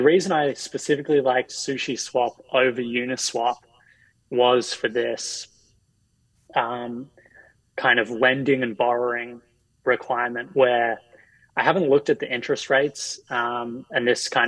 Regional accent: Australia; now in United States; as an Australian who's, you know, living in the US

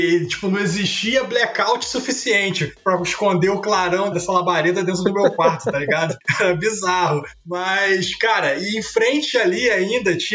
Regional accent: Miguel Pereira, Rio de Janeiro, Brazil; also born or lived in Volta Redonda; Você já, já introduziu aí, cara, dizendo que eu sou de Miguel Pereira, né? Mas eu fiz a minha graduação em Volta Redonda.

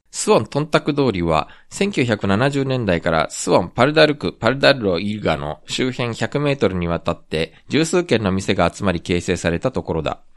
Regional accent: Japan; also born or lived in South Korea; 日本生まれ、えー、韓国在住経験あり

